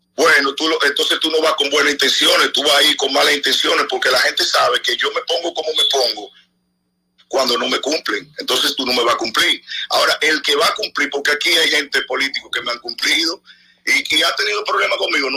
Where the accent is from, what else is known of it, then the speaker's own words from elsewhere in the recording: Dominican Republic; Yo soy el único dominicano